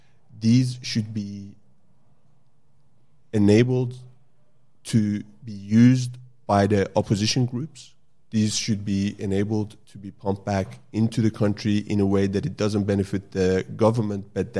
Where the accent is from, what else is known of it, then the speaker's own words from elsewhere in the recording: Sweden; also born or lived in Iran; now in Australia; I grew up in Sweden.